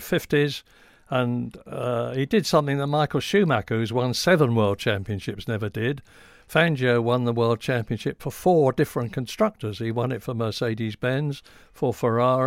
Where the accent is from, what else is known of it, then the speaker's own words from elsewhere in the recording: England, United Kingdom; I'm British, I'm English, and I'm very, very proud of it.